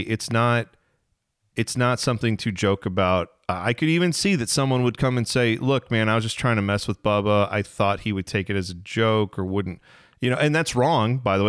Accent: Midwest, United States; we're from the Midwest

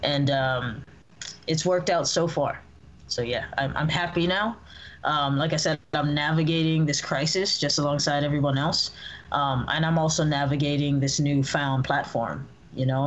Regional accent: Hawaii, United States; now in California, United States; I was born and raised in Hawaii.

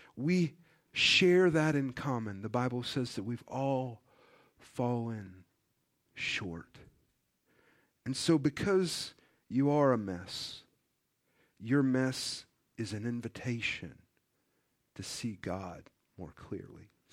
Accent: United States; as an American

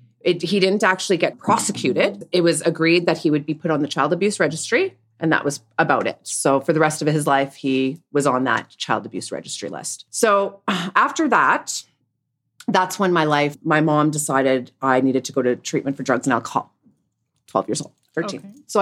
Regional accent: Winnipeg, Manitoba, Canada; Well, I grew up in Winnipeg, Manitoba, and I was raised by my mother, who was a single mom.

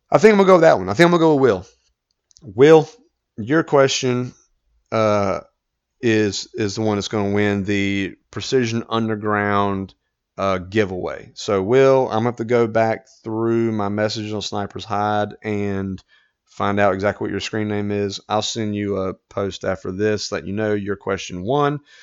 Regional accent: United States; as an American

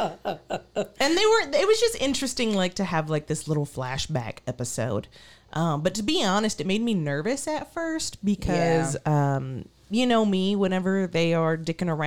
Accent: Texas, United States; we are very Texan

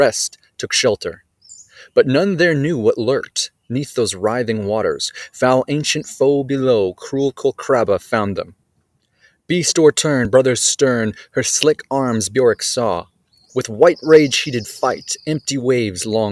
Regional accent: Canada; also born or lived in Vancouver Island, British Columbia; I'm an author from Canada, and I am coming to you today from the Lindley Valley, which is a beautiful wooded park here in Vancouver Island

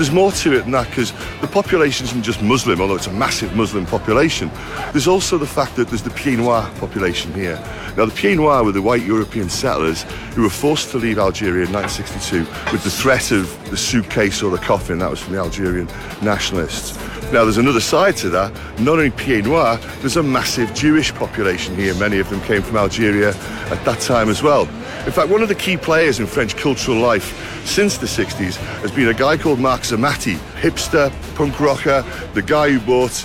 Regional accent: Liverpool, North West England, United Kingdom; as a Scouser why I, you know, feel quite at home here

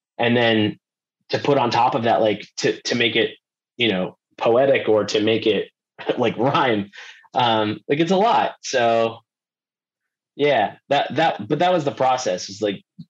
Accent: Wabush, Newfoundland and Labrador, Canada; moved away as an adult; also born or lived in St. John's, Newfoundland; I was born in St. John's and then my parents moved to Labrador. So yeah, I grew up just like pretty much in a tree.

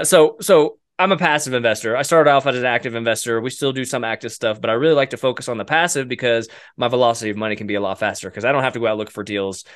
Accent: Oklahoma, United States; I grew up in Oklahoma

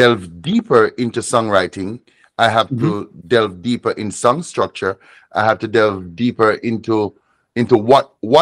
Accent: Jamaica; As a student of Rastafari, as a Jamaican

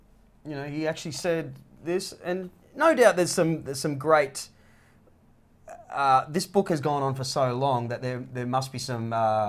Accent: Gold Coast, Queensland, Australia; I'm from the Gold Coast in Australia

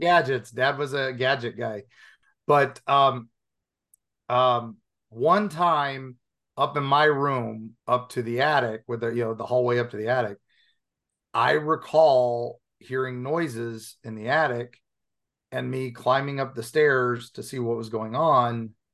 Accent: Appalachian Mountains, United States; also born or lived in Dayton, Ohio; I grew up in the Appalachian Mountains

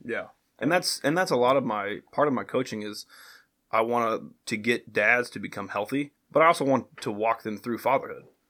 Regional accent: Greenwood, Indiana, United States; now in Franklin, United States; I grew up just south of here in Greenwood, went to Greenwood High School, went to Ball State University

